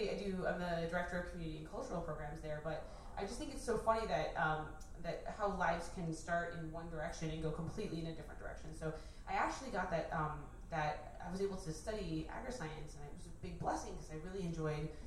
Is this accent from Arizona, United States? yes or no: yes; Arizona, United States; I grew up in Arizona, so like walking outside.